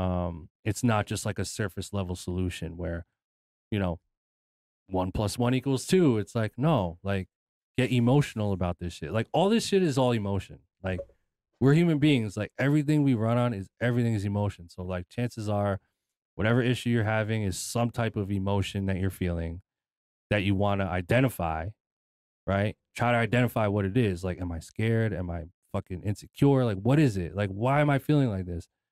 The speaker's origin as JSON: {"language": "English", "country": "United States", "tie": "born or raised there", "said": "I was born in America, but I'm Filipino"}